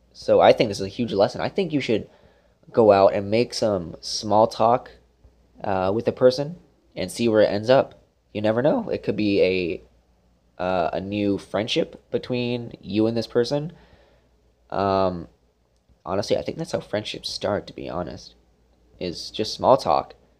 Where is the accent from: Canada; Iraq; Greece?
Canada; Brampton, Ontario; moved away; also born or lived in Brockville, Ontario; we're from Brampton, Ontario, close to Toronto